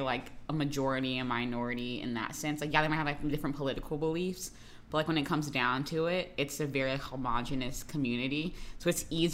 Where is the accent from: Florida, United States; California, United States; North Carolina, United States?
Florida, United States; I'm from Florida